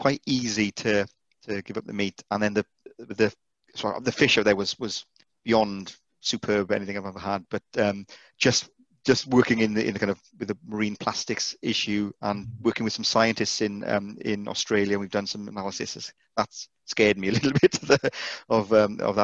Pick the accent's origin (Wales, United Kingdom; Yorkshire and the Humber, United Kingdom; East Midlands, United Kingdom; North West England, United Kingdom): Wales, United Kingdom; Welsh; being Welsh